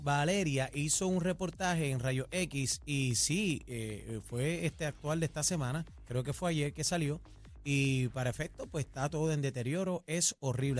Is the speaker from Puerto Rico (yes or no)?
yes; San Juan, Puerto Rico; Yo soy parcelero, de, yo soy de Parcela Falú con mucho orgullo y honra